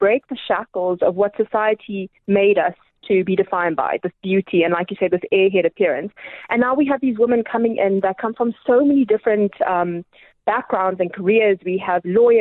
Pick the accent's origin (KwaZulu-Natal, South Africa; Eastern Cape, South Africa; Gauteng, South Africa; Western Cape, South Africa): Eastern Cape, South Africa; King William's Town; also born or lived in Gqeberha / Pietermaritzburg; now in Pretoria, South Africa; I was born in Gqeberha, and I grew up in a small little town called King Williamstown